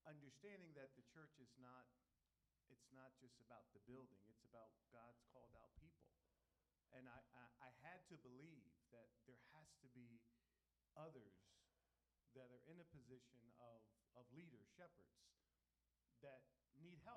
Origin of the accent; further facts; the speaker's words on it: Philadelphia, Pennsylvania, United States; moved away as an adult; now in Allentown, United States; we're originally from Philadelphia, so we understand the urban context